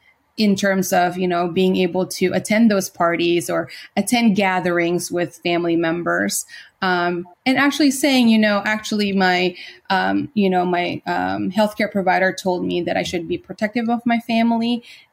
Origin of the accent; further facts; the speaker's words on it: Philippines; We're Filipino.